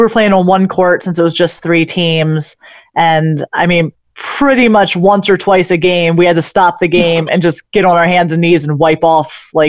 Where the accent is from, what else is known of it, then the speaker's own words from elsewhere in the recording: East Coast, United States; I'm actually from the East Coast.